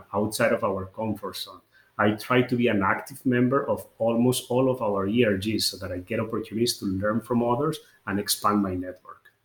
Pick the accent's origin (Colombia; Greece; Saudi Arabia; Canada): Colombia; moved away; I'm originally from Colombia